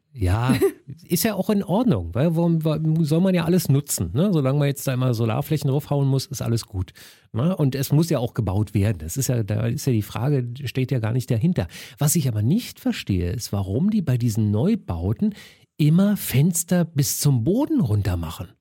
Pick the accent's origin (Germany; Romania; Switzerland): Germany; Berlin; ich bin schon Westberliner Kind